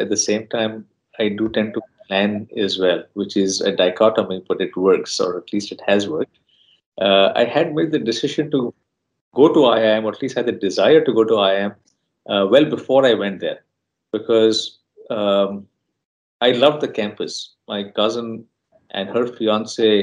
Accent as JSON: {"language": "English", "town": "Mumbai", "region": "Maharashtra", "country": "India", "tie": "born or raised there", "also_born_or_lived": "United States", "moved": "as an adult", "said": "So growing up in Bombay was a lot of fun. I grew up in Bandra and Juhu."}